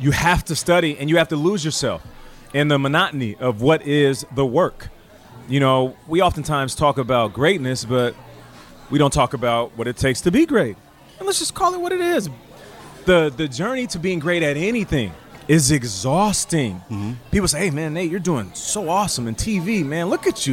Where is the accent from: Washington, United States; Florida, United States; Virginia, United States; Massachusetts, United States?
Washington, United States; Seattle; also born or lived in Calgary, Alberta, Canada; being born in Canada, but then raised in Seattle